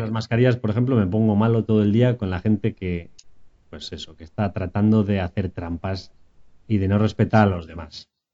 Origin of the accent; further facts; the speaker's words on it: Vitoria-Gasteiz, Basque Country, Spain; now in San Sebastián, Spain; también soy de Vitoria, pero hace tiempo que me escapé a San Sebastián